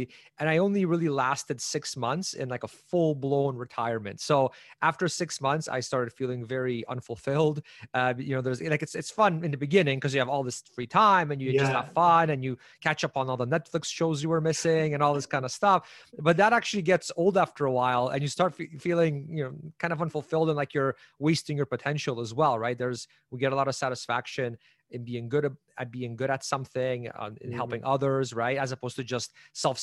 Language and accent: English; Canada; also born or lived in Poland; So I'm actually from Poland originally. I was born there. We moved out of there back when it was still communist. And so I was in grade one, so around 6 years old when we came to Canada.